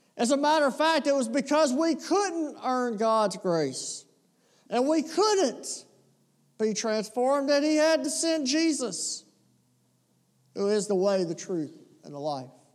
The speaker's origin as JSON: {"language": "English", "region": "the South", "country": "United States", "said": "we're from the South"}